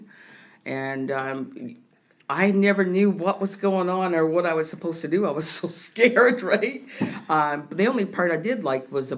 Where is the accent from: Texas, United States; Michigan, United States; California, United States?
Michigan, United States; Port Huron; I grew up in Port Huron, Michigan.